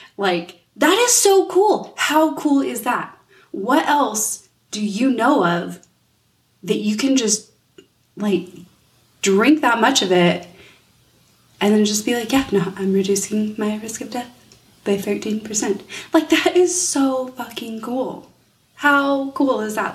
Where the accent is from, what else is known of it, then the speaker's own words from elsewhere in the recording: United States; as an American